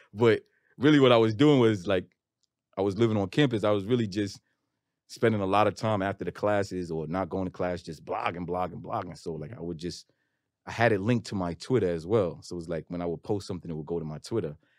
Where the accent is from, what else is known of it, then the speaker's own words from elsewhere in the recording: New York City, New York, United States; I'm from Queens